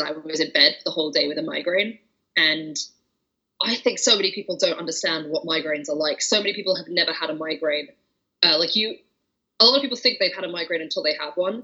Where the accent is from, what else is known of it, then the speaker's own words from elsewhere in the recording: England, United Kingdom; I'm from England